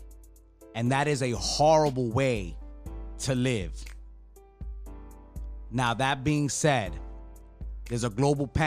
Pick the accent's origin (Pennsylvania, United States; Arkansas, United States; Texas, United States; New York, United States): New York, United States; New York City; I grew up in New York City